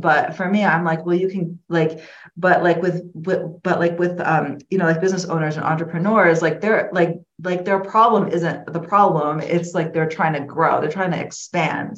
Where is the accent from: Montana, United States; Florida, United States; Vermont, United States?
Florida, United States; moved away as an adult; now in Illinois, United States; I grew up in Florida. I moved to Illinois um, in 2008